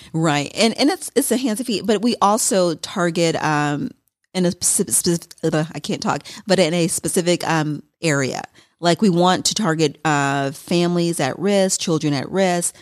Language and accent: English; Milwaukee, Wisconsin, United States; also born or lived in Madison, Wisconsin; I'm originally from Milwaukee